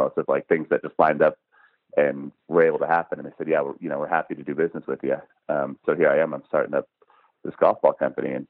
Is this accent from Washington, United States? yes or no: yes; Seattle, Washington, United States; I grew up in Seattle